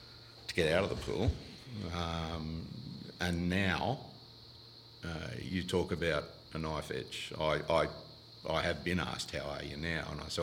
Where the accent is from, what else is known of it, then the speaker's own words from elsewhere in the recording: Sydney, New South Wales, Australia; also born or lived in Penrith / North Rocks / Castle Hill / Baulkham Hills; I was born in Penrith, but we left there, I think it was about 62, and moved up to what was then the new suburb of Winston Hills into the Hills District.